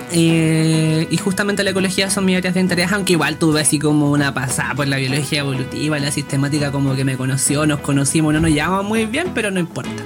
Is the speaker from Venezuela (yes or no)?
no; Chiguayante, Biobío, Chile; soy de Chivayante